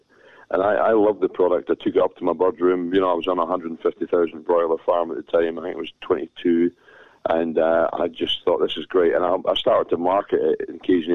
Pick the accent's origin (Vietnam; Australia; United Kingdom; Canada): United Kingdom; Scotland; I'm a Scotsman.